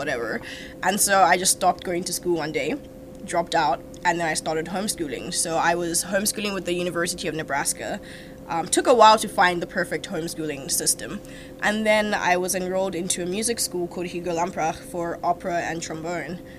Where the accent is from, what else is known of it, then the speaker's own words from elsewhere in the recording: South Africa; moved away as an adult; also born or lived in Nigeria; now in St. John's, Canada; I was born in Nigeria. I grew up in South Africa